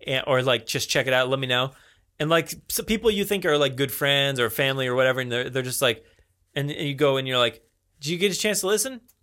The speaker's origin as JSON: {"language": "English", "region": "New Jersey", "country": "United States", "accent": "New Jersey", "said": "I'm sounding more like New Jersey"}